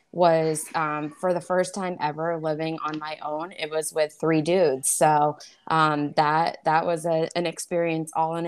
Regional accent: New Hampshire, United States; also born or lived in Boston; So I'm from a really small town in New Hampshire. I mean, every town in New Hampshire is small, but this one's like really small.

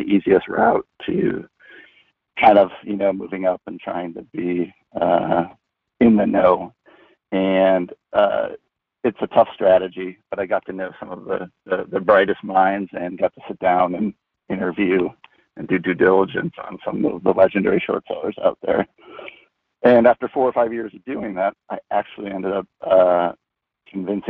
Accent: Minnesota, United States; I grew up in Minnesota

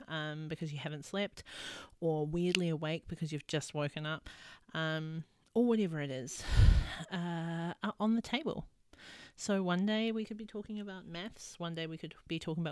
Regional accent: New Zealand; now in Australia; I live in Australia. I'm from New Zealand.

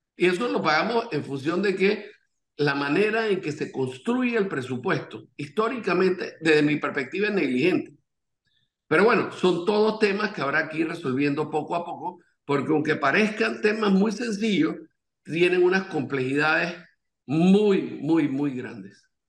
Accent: Panama; como panameños

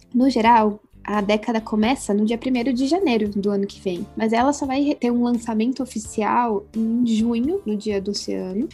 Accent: Curitiba, Paraná, Brazil; also born or lived in São Paulo; eu sou aqui de Curitiba, de onde eu tô falando hoje

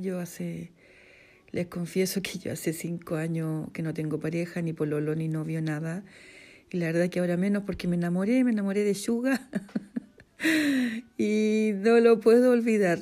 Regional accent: central Chile, Chile; soy de Chile, de la zona centro, vivo en el campo.

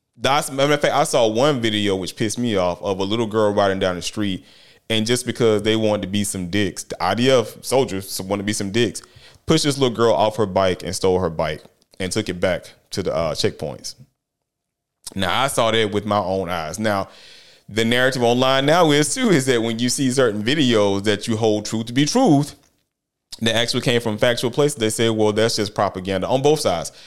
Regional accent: United States; I'm an American.

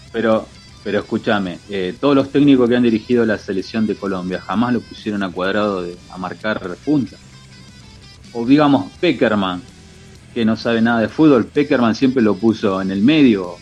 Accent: Argentina; como argentino

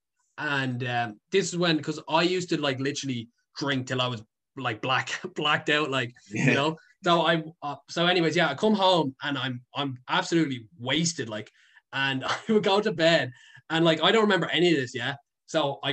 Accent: Dublin, Leinster, Ireland; I'm a city boy. I don't think I could leave Dublin

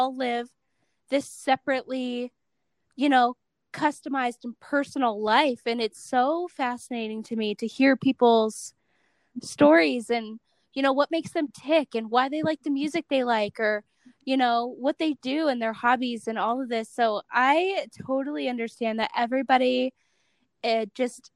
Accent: Cleveland, Ohio, United States; now in Salt Lake City, United States; I grew up in Cleveland

